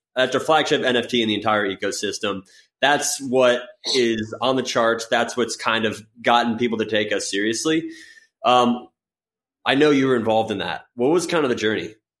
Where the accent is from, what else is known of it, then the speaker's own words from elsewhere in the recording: Florida, United States; I grew up in Florida